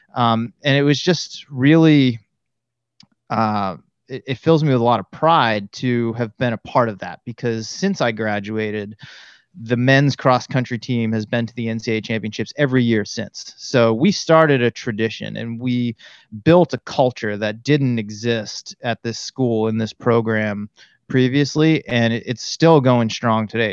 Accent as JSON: {"language": "English", "town": "Auburn", "region": "Massachusetts", "country": "United States", "tie": "born or raised there", "moved": "as an adult", "lives_now": "California, United States", "said": "I was born and raised in Central Massachusetts, a little town called Auburn"}